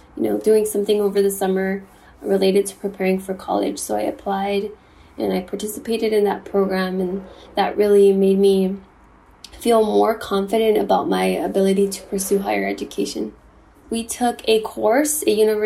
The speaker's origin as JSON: {"language": "English", "town": "Compton", "region": "California", "country": "United States", "tie": "born or raised there", "also_born_or_lived": "Durango, Mexico", "said": "I moved to the U.S. at the age of 3 and grew up in Compton, which is located in Los Angeles County"}